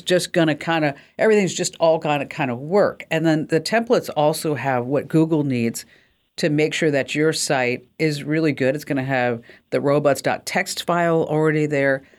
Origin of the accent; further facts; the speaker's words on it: New Jersey, United States; I'm from New Jersey.